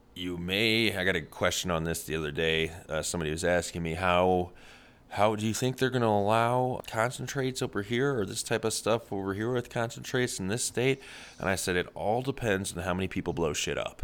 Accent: Midwest, United States; I'm from the Midwest

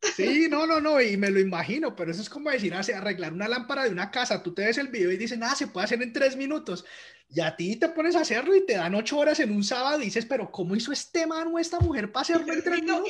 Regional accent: Colombia; moved away as an adult; now in Canada; cuando estaba creciendo en Colombia

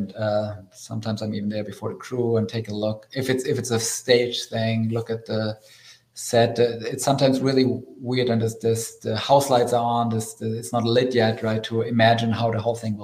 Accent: Germany; moved away as an adult; now in United States; I grew up in Germany in Europe

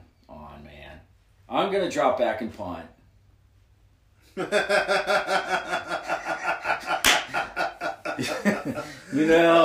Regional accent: Kentucky, United States; now in Cincinnati, United States; I was born in Ewing County, Kentucky

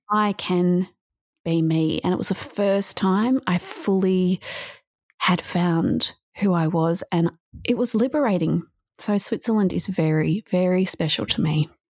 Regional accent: Australia; also born or lived in Melbourne, Victoria; I'm from Australia. I live in Victoria, uh, in Melbourne

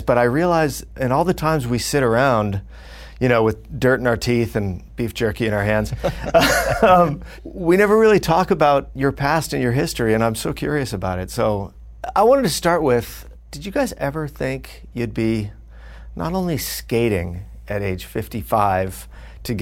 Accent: Fullerton, California, United States; born or raised there

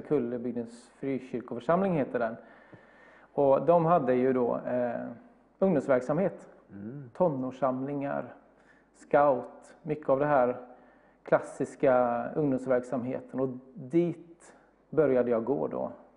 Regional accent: Bergstena, Västra Götaland, Sweden; now in Gothenburg, Sweden; Jag är ja, uppvuxen ungefär två mil norr om Alingsås i en liten by som heter Bergstena

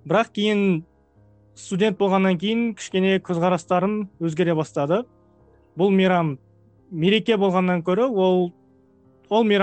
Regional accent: Taldykorgan, Jetisu Region, Kazakhstan; талдықорған жақтан боламын

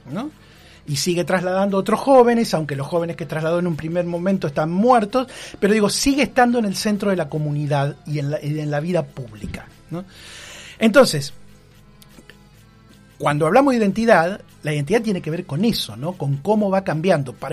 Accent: Bahía Blanca, Buenos Aires Province, Argentina; ¿cómo me, presento yo como bahiense, como eh, pueblo originario, como argentino?

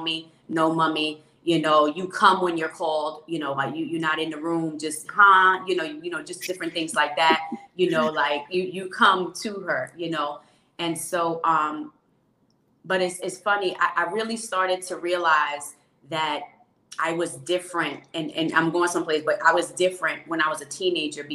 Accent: Mount Vernon, New York, United States; also born or lived in Jamaica; I grew up in Mount Vernon, New York

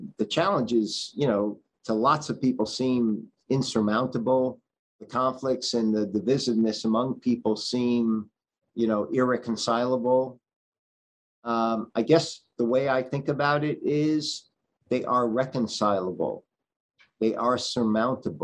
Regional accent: New Haven, Connecticut, United States; when I was growing up in New Haven

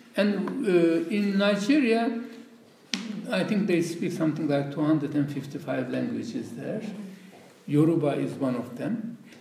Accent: Turkey; first language Laz; English is a second language; moved away as an adult; My mother tongue is not Turkish. Okay. It's a language spoken. It's a tribal language which has no alphabet, which is spoken uh, in the Caucasus.

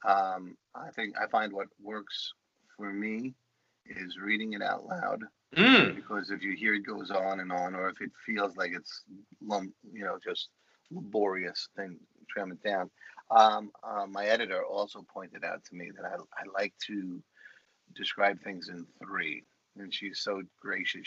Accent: New York City, New York, United States; accent: Bronx; my Bronx accent

